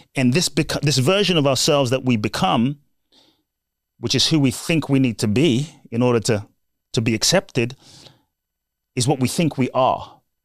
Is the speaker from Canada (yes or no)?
no; London, United Kingdom; also born or lived in Ghana; I was born in Ghana, West Africa. My father's from Ghana. My mother's Japanese. And I grew up in London.